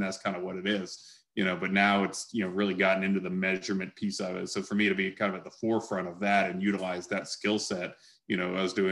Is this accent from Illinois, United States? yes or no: no; Atlanta, Georgia, United States; growing up in Atlanta